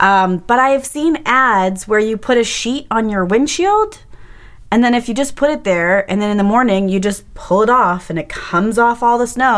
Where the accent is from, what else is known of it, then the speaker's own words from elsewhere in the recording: Winnipeg, Manitoba, Canada; I'm from Winnipeg. I know how this works.